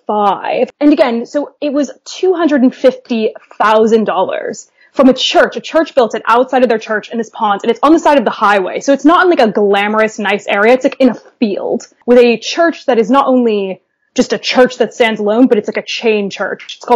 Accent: Dayton, Ohio, United States; now in Edinburgh, United Kingdom; I grew up in Dayton, Ohio, or a suburb just outside of Dayton, Ohio

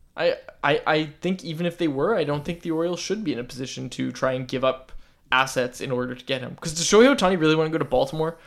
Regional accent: Vancouver, British Columbia, Canada; I'm, I'm from Vancouver.

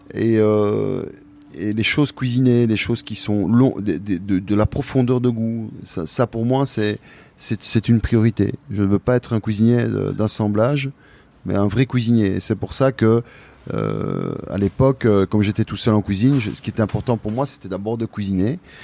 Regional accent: Belgium; moi je suis belge, je suis issu

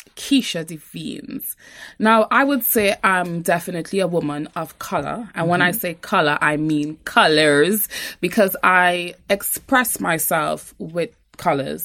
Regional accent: Trinidad & Tobago; moved away as an adult; Born and raised in Trinidad. My dad is Trinidadian. My mom is from St. Vincent and the Grenadines. So I've had, you know, a bit of both. But yes, born and raised in Trinidad

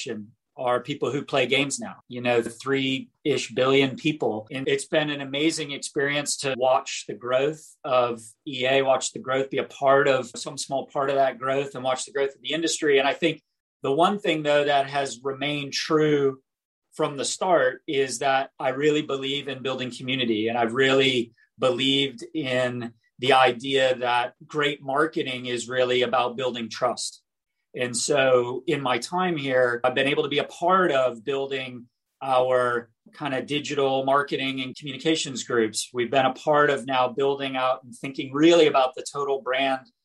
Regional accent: North Carolina, United States; also born or lived in Boston area, Massachusetts; I was born in the Boston area. I grew up in North Carolina.

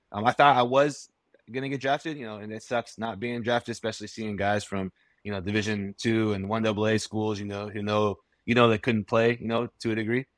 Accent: Florida, United States; I grew up down in Florida

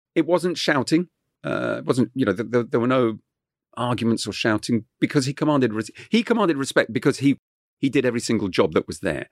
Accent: Kent, South East England, United Kingdom; first language French; English is a second language; growing up in Kent, uh, w-, was just wonderful because it, it was in the countryside.

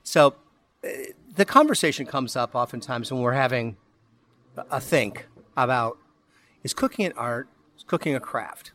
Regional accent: Midwest, United States; now in Florida, United States; being a Midwesterner who came to Florida

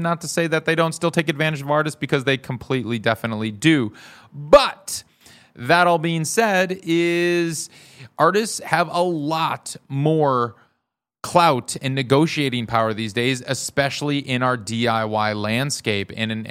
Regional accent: Madison, Wisconsin, United States; now in Los Angeles, United States; I grew up in Madison.

